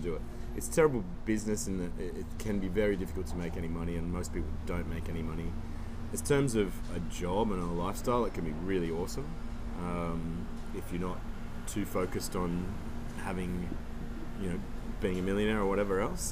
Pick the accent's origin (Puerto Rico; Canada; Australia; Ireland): Australia; Byron Bay, New South Wales; moved away as an adult; also born or lived in Sydney; now in Noosa, Australia; I grew up in Byron